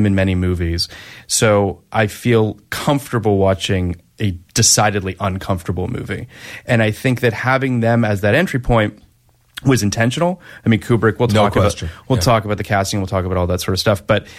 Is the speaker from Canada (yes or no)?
yes; Canada; I'm Canadian, by the way, to the listeners that are unaware.